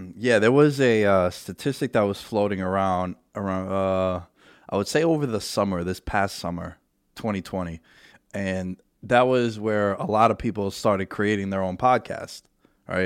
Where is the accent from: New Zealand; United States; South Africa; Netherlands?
United States; New York City, New York; we grew up together in New York City during nine eleven